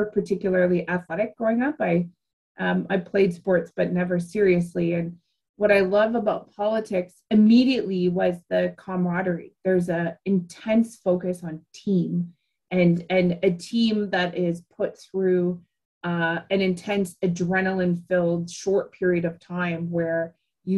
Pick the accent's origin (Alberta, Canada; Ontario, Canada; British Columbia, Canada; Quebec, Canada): Ontario, Canada; Ottawa; growing up in Ottawa or around Ottawa